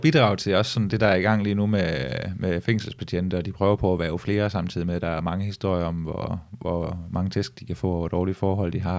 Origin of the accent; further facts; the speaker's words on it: Vejrup, Southern Denmark, Denmark; also born or lived in Esbjerg; grunden til, at jeg har boet i vej op, var fordi, at, øh, at det var billigt at få hus derude